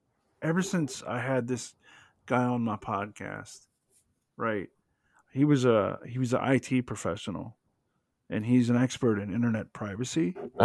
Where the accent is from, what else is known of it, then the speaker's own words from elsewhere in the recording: the South, United States; But so, I'm from the South. You're from the South. We're both white.